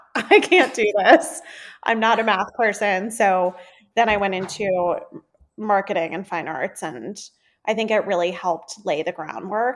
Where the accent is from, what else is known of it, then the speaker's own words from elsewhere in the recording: South Florida, United States; moved away; I grew up in South Florida